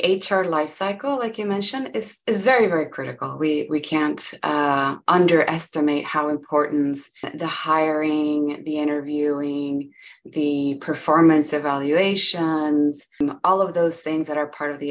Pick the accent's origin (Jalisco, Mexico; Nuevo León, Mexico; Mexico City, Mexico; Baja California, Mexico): Nuevo León, Mexico; Monterrey; first language Spanish; English is a second language; now in Austin, United States; I am from Monterrey, Mexico